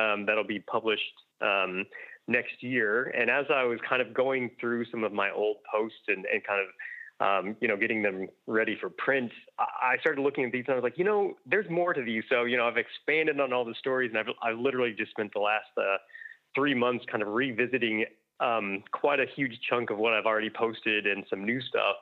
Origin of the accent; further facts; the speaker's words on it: United States; accent: American; now in Melbourne, Australia; I'm obviously from the accent, you can tell I'm American.